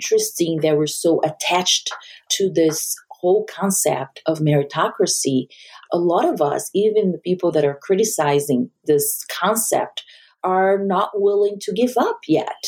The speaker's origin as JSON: {"language": "English", "country": "Brazil", "tie": "born or raised there", "also_born_or_lived": "Japan", "moved": "yes", "lives_now": "United States", "said": "I am not from the U.S. I grew up in Brazil and I lived in Japan."}